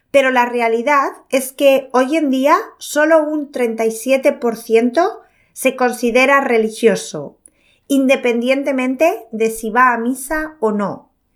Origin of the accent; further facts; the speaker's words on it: northern Spain, Spain; moved away as an adult; now in Edinburgh, United Kingdom; de donde yo soy, en el norte de España, también tenemos frío